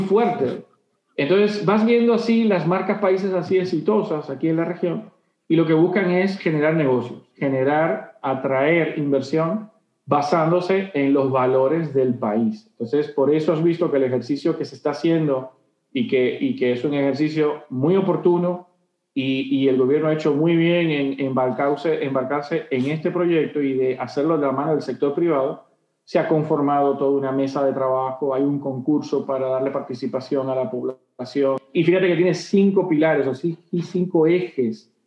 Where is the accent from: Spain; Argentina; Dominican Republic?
Dominican Republic; mis cosas que me representan como dominicano